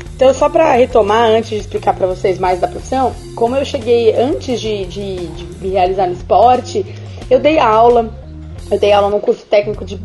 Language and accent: Portuguese; São Paulo, Brazil; now in Rio de Janeiro, Brazil; lá em São Paulo, porque eu tô no Rio, tá, gente? Mas eu sou de São Paulo